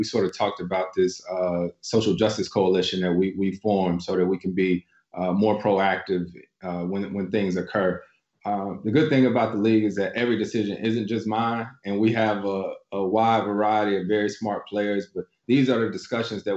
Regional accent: North Carolina, United States; moved away; my home state of North Carolina

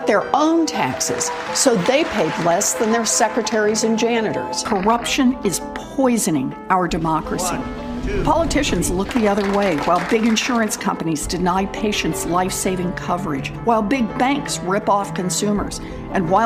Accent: Oklahoma, United States; Growing up in Oklahoma

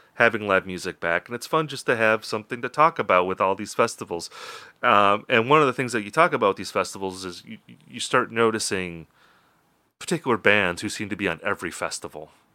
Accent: Wisconsin, United States; also born or lived in Minnesota; my home state of Wisconsin

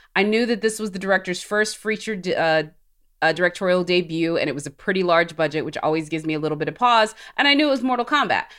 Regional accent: Alabama, United States; I'm from Alabama

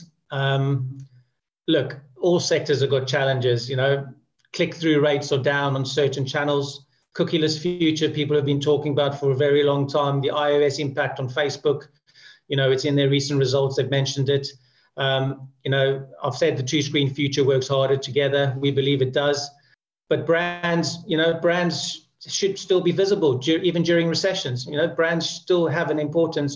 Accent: South Africa; moved away as an adult; now in United Kingdom; I grew up in South Africa

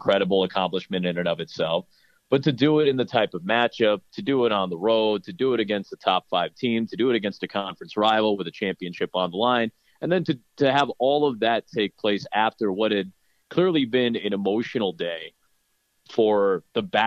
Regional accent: Chicago, Illinois, United States; I grew up in Chicago

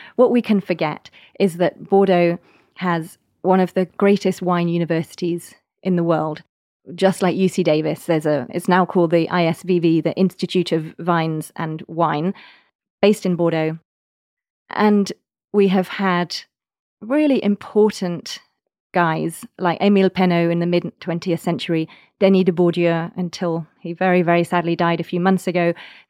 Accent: England, United Kingdom; Well, I can tell you as an English person, one of the things I love is you can now get tea in the chateaus.

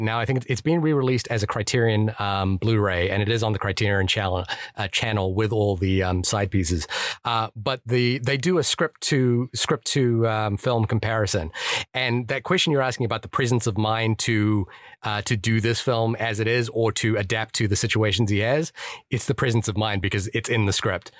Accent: New Zealand; I'm from New Zealand

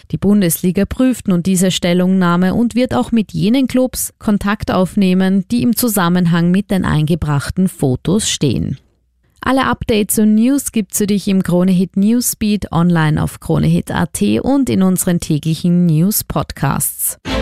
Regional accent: Austria; bei uns in Österreich

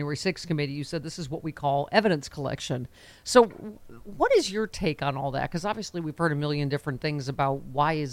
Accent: Buffalo, New York, United States; Buffalo is my hometown. You know, Tops is my supermarket.

